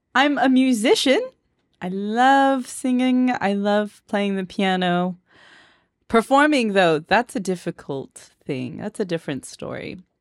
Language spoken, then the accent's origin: English; Moreno Valley, California, United States; accent: Valley Girl; now in Honolulu, United States; I was born and raised there. Grew up